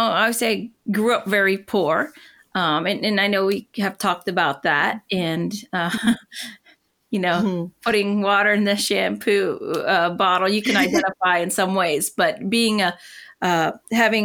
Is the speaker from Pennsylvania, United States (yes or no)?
yes; northwestern Pennsylvania, United States; also born or lived in Puerto Rico; most of the time I was on the mainland and we lived where my dad grew up in northwestern